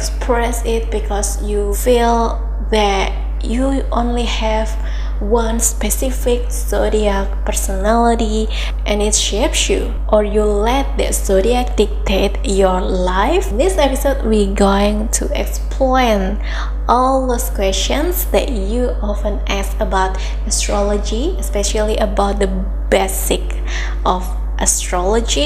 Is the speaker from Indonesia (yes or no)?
yes; Indonesia; I'm from Indonesia and in Bahasa, Christmas called Natal